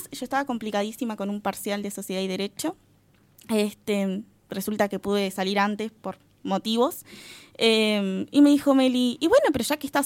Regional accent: Guichón, Paysandú, Uruguay; Eh, en radio sí, eh, tuve en, de donde soy, de Guichón, en la radio Paz de Guichón.

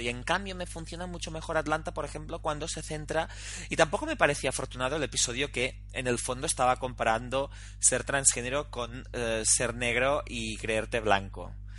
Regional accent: Girona, Catalonia, Spain; now in Barcelona, Spain; yo que soy de Girona

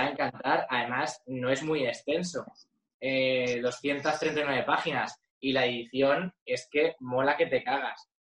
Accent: Alcalá de Henares, Community of Madrid, Spain; Alcalá de Henares porque me crié allí

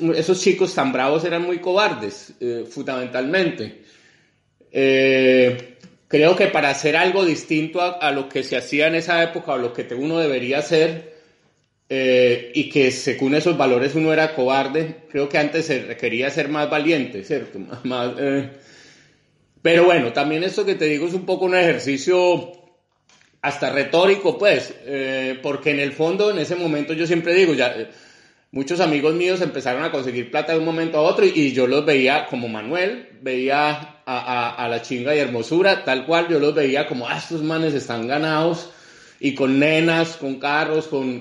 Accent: Colombia; moved away

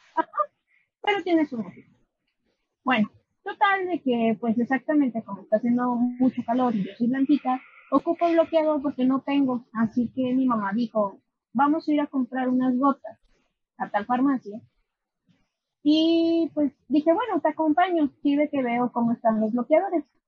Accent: Aguascalientes, Mexico; also born or lived in León; yo soy de Aguascalientes, vivía allá un tiempo, realmente desde que nací no vivía allá, ni vi en León

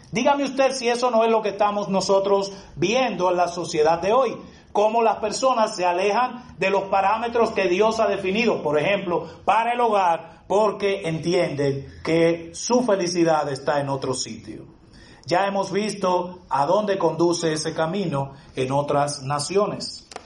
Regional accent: Dominican Republic

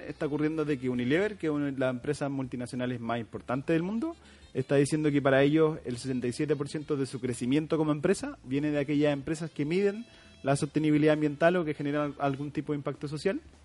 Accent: San Rosendo, Biobío, Chile; moved away as an adult; now in Concepción, Chile; soy oriundo de San Rosendo

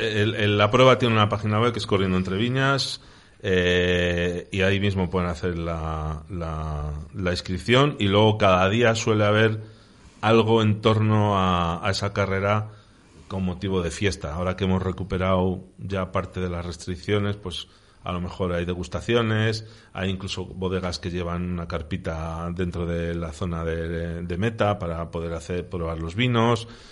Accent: Medina de Rioseco, Castile and León, Spain; en Río Seco, en unas fiestas de San Juan, mi pueblo

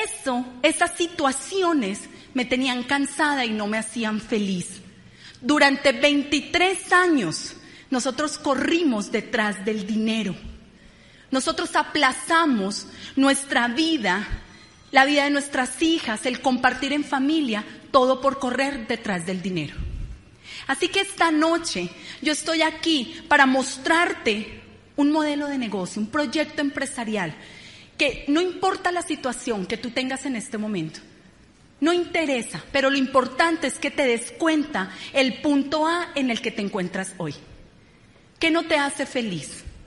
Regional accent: Bogotá, Colombia; Venimos de Ciudad Bolívar, familias muy humildes

